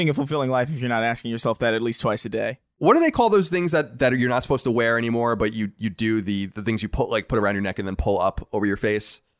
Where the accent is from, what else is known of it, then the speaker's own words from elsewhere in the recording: Long Island, New York, United States; uh, I am from Long Island.